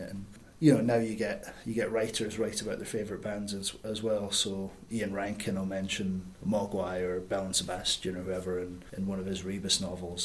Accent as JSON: {"language": "English", "region": "Scotland", "country": "United Kingdom", "moved": "yes", "said": "I'm definitely a Scottish writer. There's a lot in my writing and in my voice that is Scottish"}